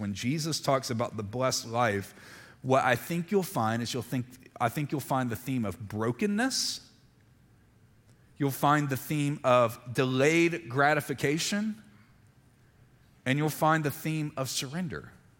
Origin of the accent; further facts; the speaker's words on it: Montgomery, Alabama, United States; born there; When I was real little, so I was born in Montgomery, Alabama, so we went to a little Presbyterian church when I was in preschool.